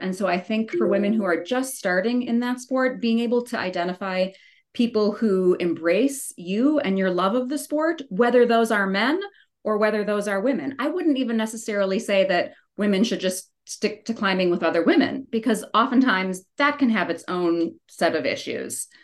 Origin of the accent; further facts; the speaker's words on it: Wisconsin, United States; moved away as an adult; now in Colorado, United States; I grew up in Wisconsin, so like totally sea level